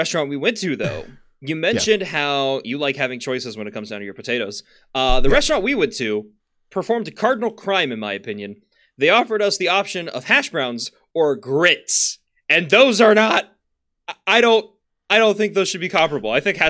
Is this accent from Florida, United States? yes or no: yes; Florida, United States; I grew up in Florida. I know that's not the south.